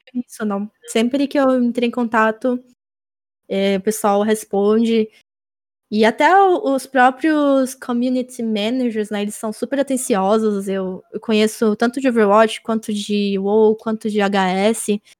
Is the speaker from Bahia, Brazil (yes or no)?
yes; interior of Bahia, Brazil; now in Salvador, Brazil; eu nasci é. cidade do interior da Bahia, uhum. mas eu moro em Salvador e. Então, sou de lá